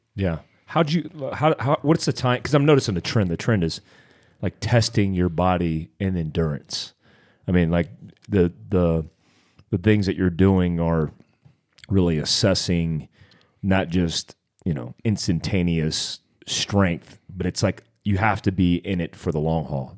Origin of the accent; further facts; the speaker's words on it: North Carolina, United States; I grew up in North Carolina